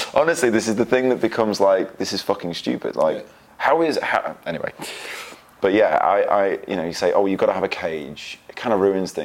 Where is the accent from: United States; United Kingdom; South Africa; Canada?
United Kingdom; England; being English, being typical English people, me and Jono